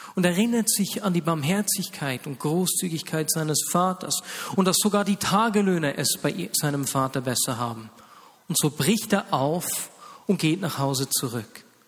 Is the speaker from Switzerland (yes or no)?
yes; Switzerland; hier bei uns in der Schweiz